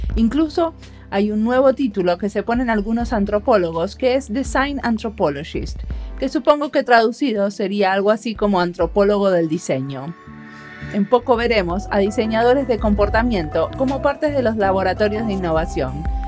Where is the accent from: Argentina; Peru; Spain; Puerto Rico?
Argentina; also born or lived in Finland; tengo pasaporte finlandés, o sea que formalmente soy finlandesa, pero no siempre me autodenomino finlandesa. A veces y cuando me conviene. O cuando quiero contar cómo hago algo de una forma muy finlandesa. Si no, soy argentina